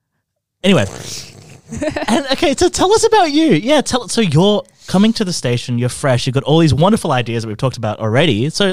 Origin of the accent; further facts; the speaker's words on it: England, United Kingdom; now in Australia; I'm actually English, which is a surprise to everybody.